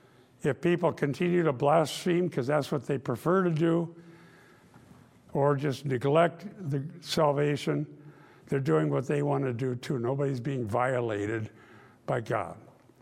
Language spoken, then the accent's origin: English; Iowa, United States; And I grew up in Dutch Reformed Northwest Iowa